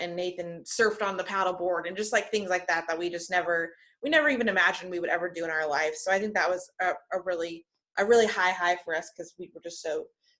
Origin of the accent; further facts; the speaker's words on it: Kansas, United States; we're from Kansas